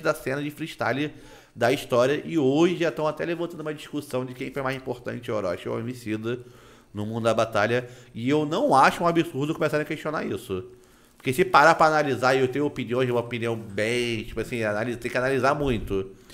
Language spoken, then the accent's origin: Portuguese; Nova Friburgo, Rio de Janeiro, Brazil; Eu sou criado numa cidade que é parecida com Itacaré, só que ela é pegada de serra